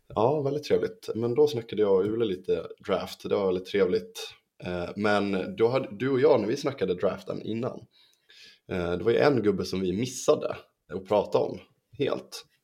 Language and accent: Swedish; Sweden; vi svenskar